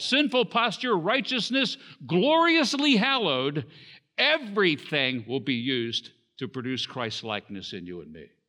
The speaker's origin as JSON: {"language": "English", "region": "Southern Maryland", "country": "United States", "tie": "born or raised there", "also_born_or_lived": "Washington, D.C. / Baltimore", "said": "there weren't any hospitals in the area where, uh, we lived at the time in Southern Maryland"}